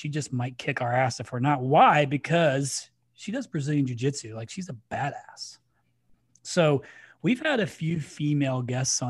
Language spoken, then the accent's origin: English; Crawfordsville, United States; I'm from Crawfordsville